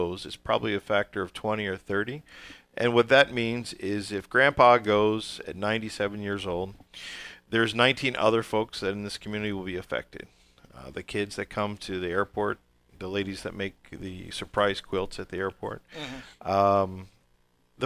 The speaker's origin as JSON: {"language": "English", "town": "Baltimore", "region": "Maryland", "country": "United States", "moved": "yes", "said": "I come from Baltimore"}